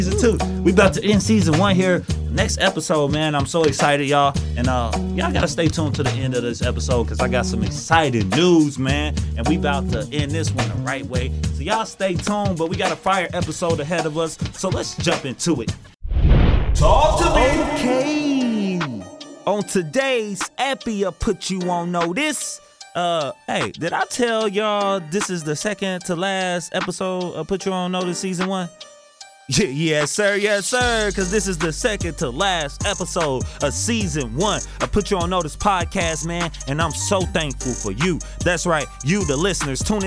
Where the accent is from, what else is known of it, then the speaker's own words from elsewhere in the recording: Zion, United States; my hometown, from